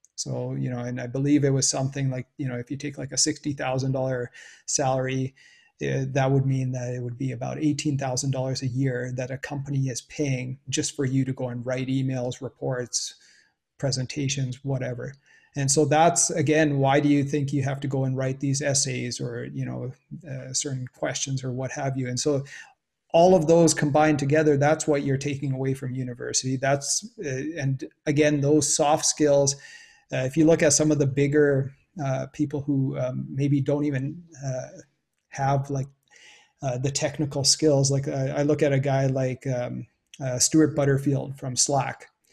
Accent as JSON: {"language": "English", "country": "Canada", "tie": "born or raised there", "said": "growing up in Canada"}